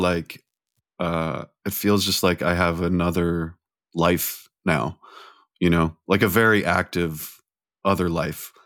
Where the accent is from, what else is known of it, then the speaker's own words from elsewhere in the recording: California, United States; I grew up in California